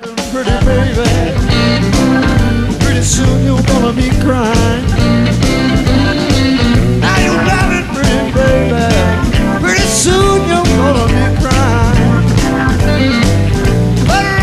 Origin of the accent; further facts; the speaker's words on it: Texas, United States; growing up in Texas